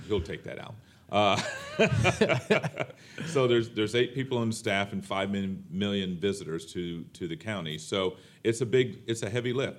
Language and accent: English; Florida, United States; I'm from Florida